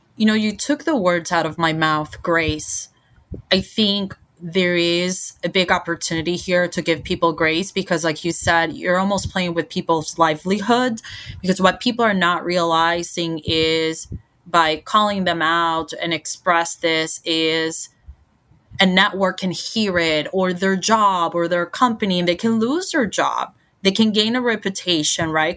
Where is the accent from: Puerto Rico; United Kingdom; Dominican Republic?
Puerto Rico; moved away as an adult; now in United States; born and raised in Puerto Rico and, and moved to the States for college